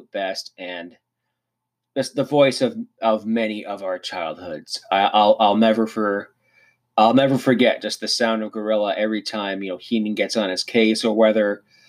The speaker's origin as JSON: {"language": "English", "town": "Cannington", "region": "Ontario", "country": "Canada", "tie": "born or raised there", "said": "I grew up in Brock Township in Southern Ontario, a small town called Cannington."}